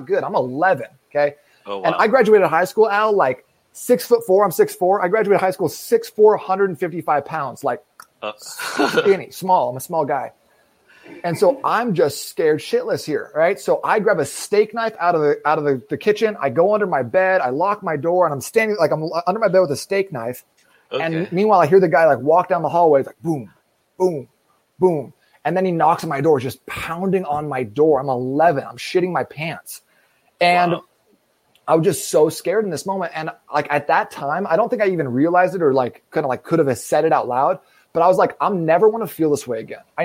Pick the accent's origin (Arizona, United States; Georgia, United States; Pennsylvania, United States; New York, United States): Arizona, United States; Phoenix; also born or lived in Seattle, Washington; I'm from Phoenix, Arizona, born and raised out here